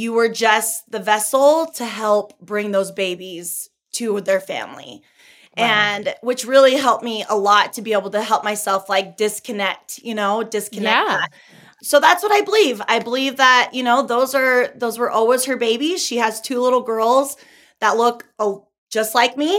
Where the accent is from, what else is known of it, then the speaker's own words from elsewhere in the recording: California, United States; now in Utah, United States; I'm originally from California, but I live in Utah now